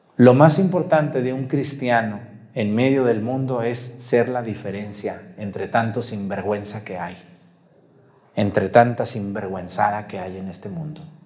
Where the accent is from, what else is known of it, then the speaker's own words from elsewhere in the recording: Mexticacán, Jalisco, Mexico; moved away; donde yo nací, allá en Mesticacán